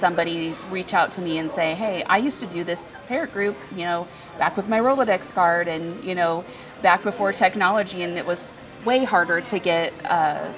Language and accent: English; Kokomo, Indiana, United States; I am from Kokomo, Indiana.